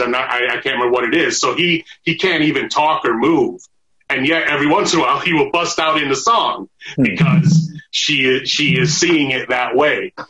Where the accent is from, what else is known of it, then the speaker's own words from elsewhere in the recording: Arizona, United States; moved away as an adult; also born or lived in Michigan; now in Los Angeles, United States; i fucking grew up in arizona you know I, I, didn't have a lot. Of, I had a lot of black friends when I was uh, a kid in Michigan, not so much growing up in Arizona